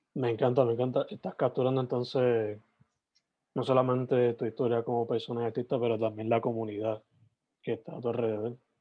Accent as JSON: {"language": "Spanish", "town": "Sabana Grande", "country": "Puerto Rico", "said": "yo soy de, originalmente de Sabana Grande"}